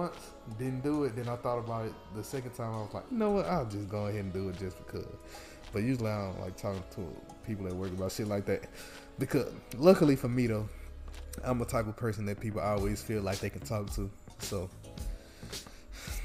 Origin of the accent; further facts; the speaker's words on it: Mississippi, United States; moved away; I'm from Mississippi